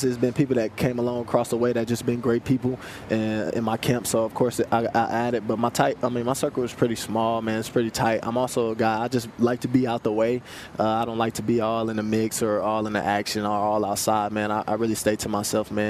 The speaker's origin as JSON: {"language": "English", "town": "Kansas City", "region": "Missouri", "country": "United States", "said": "I'm also from Kansas City, Missouri"}